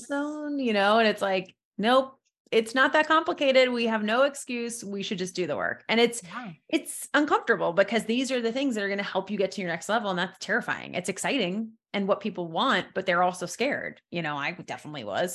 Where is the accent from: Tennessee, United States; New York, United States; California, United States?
New York, United States; moved away; I'm from originally from New York, so I moved back to New York in 2012.